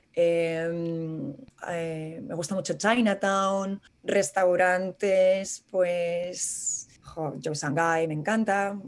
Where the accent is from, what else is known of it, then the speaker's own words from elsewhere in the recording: Madrid, Community of Madrid, Spain; moved away as an adult; now in New York, United States; como madrileños por el mundo